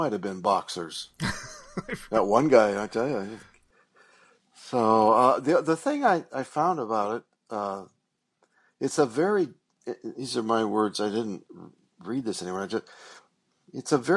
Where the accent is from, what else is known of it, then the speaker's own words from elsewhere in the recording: Montana, United States; my hometown of Montana